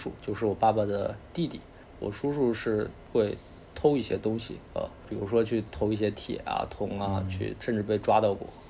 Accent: Northeast China, China; 所以我是在这样的环境长大的啊，东北的这种，我觉得应该是我上一代的人，通过互联网。就是让大家看到了东北人的一些部分人的生活状态

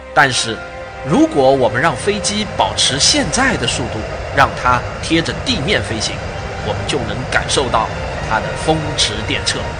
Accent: Jinhua, Zhejiang, China; also born or lived in Shaoxing; 我是绍兴人，但我成长在金华的一个核工业研究所的大院内

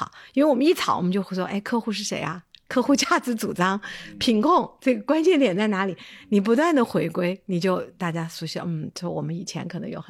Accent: Chengdu, Sichuan, China; 我是在成都长大的

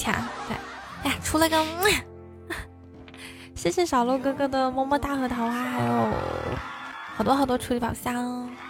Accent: Shanxi, China; 我不是东北人，我是山西人。

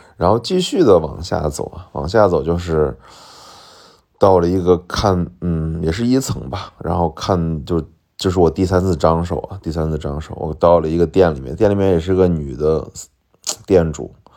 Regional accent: Shaanxi, China; accent: Shaanxi dialect; 我马上用陕西话回了一句说，我是陕西的

